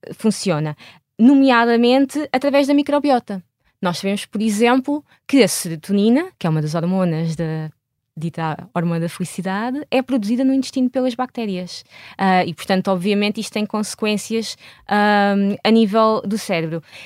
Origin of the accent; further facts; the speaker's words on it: Portugal; moved away as an adult; eu saí de Portugal em, em 2008 para ir fazer o meu doutoramento